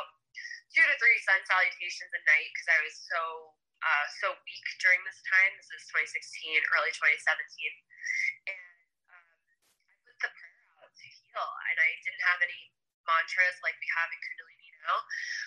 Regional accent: Long Island, New York, United States; moved away as an adult; also born or lived in Westchester, New York; now in Sedona, United States; I grew up on Long Island

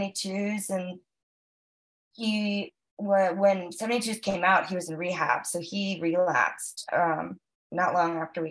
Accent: Virginia, United States; moved away as an adult; also born or lived in Miami, Florida; now in Nashville, United States; I grew up in Virginia. So from like 7 till 18 and hiked it to Nashville

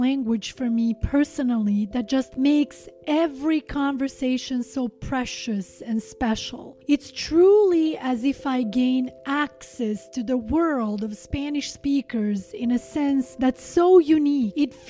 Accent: Montenegro; these distinct cultural similarities that my home country shares with the Latino community

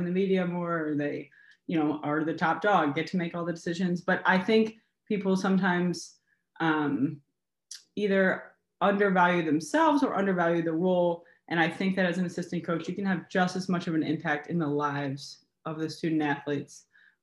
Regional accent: Cincinnati, Ohio, United States; moved away as an adult; now in Michigan, United States; I'm originally from Cincinnati, Ohio. I moved home.

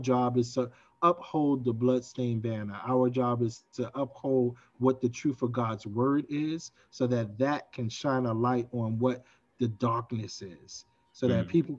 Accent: New York City, New York, United States; I grew up in Brownsville Projects, where it is infamous for a crime today, this day, and has been so for years

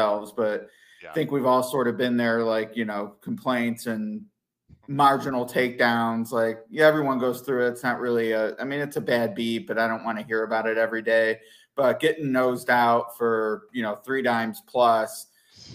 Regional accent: Cleveland, Ohio, United States; growing up in Cleveland

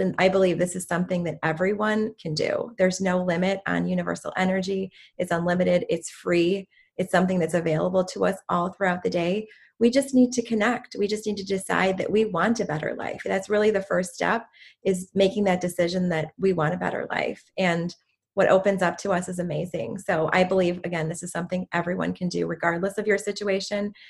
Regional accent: Chicago, Illinois, United States; I'm from the Chicago area, Chicago, okay. Illinois

